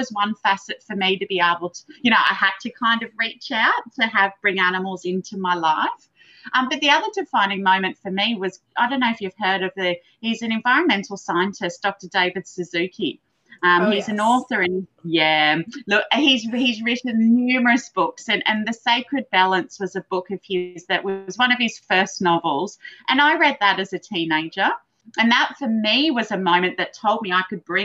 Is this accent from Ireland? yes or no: no; Gold Coast, Queensland, Australia; I grew up on the Gold Coast and I do feel it's a pretty incredible place to live.